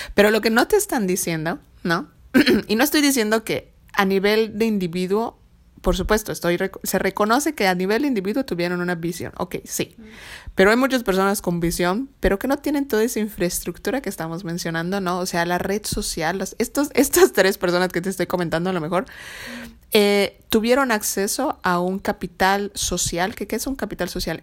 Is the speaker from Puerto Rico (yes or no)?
no; Mexico; como buenos mexicanos